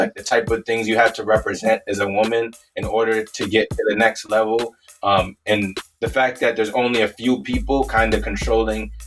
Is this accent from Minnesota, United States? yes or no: yes; Minnesota, United States; also born or lived in Canada / Wisconsin; moved out of Canada, moved all over like the Midwest, like Wisconsin, Minnesota, and then grew up in Minnesota